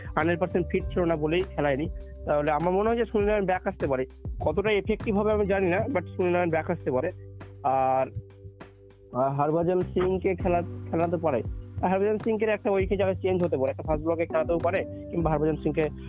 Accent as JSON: {"language": "Bangla", "town": "Kolkata", "region": "West Bengal", "country": "India", "said": "আমরা পশ্চিমবঙ্গের লোক কলকাতার"}